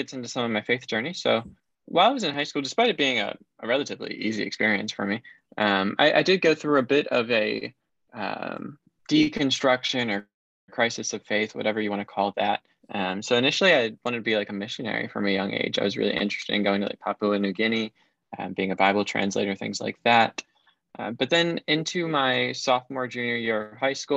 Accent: Maryland, United States; I grew up in Maryland, okay. So kind of DC suburbs

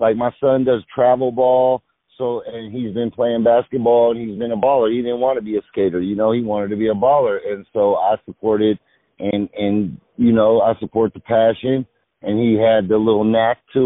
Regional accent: the Bay Area, California, United States; now in Los Angeles, United States; I'm from the Bay

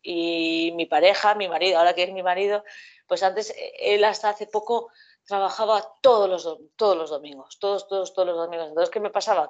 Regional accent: Basque Country, Spain; yo soy de un pueblo pequeño y aquí pues callejeábamos muchísimo y bueno, pues a mí mis padres lo que sí me han enseñado es ir al monte ir de los domingos al monte, como vascos que somos

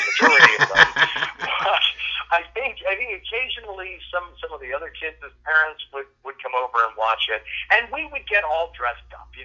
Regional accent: Fort Lauderdale, Florida, United States; I was born in Fort Lauderdale in Broward General Hospital

